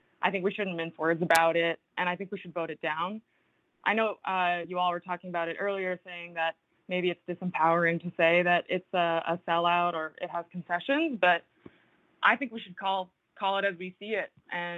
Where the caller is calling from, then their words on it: New Jersey, United States; I'm calling from North Jersey.